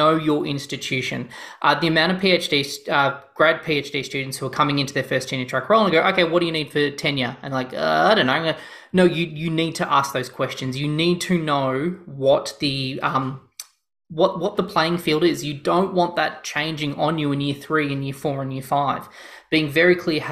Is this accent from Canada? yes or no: no; Australia; I'm Australian